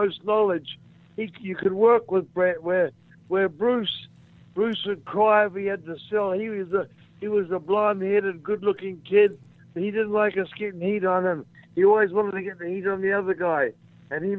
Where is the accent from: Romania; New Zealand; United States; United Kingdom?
New Zealand